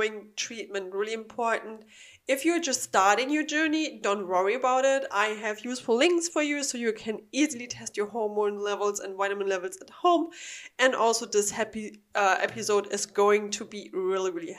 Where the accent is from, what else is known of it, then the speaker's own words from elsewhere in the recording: Germany; English is a second language; now in Florida, United States; I'm from Germany